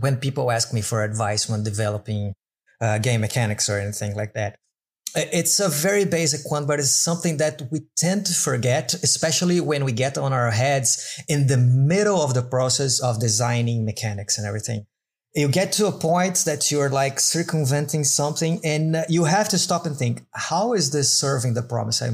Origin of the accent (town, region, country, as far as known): Brazil; English is a second language; also born or lived in Madeira Island; now in Madeira, Portugal